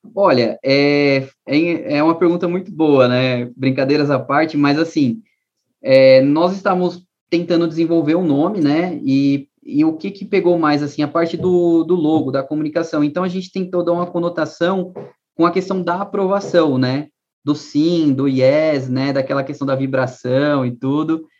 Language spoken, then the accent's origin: Portuguese; São Paulo, Brazil; also born or lived in Northeast Brazil; eu morei no Nordeste, dos 14 aos 18 anos, nasci em São Paulo, mas morei no Nordeste quatro anos